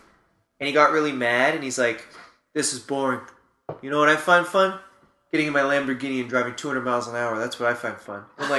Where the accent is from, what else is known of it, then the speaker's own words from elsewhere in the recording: Orangeville, Ontario, Canada; I grew up near Orangeville.